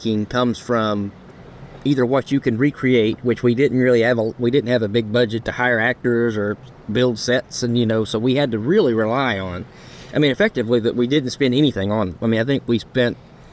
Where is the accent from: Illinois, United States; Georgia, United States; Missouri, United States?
Georgia, United States; Rome; my hometown, the Rome, Georgia